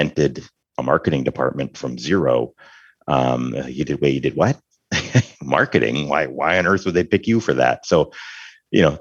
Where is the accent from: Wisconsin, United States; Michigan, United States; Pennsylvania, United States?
Michigan, United States; northern; moved away as an adult; leaving a tiny, tiny town up in very northern Michigan, you know, to attend a medium-sized school